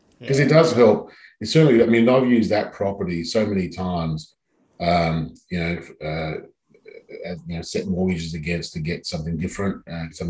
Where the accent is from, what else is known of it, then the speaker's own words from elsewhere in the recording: Adelaide, South Australia, Australia; moved away as an adult; now in Sydney, Australia; I grew up in Adelaide, so I knew Adelaide quite well.